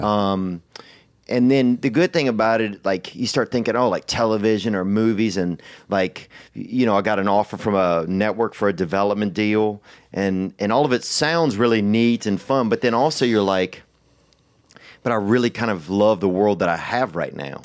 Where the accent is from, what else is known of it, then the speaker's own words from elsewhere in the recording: Louisiana, United States; growing up in Louisiana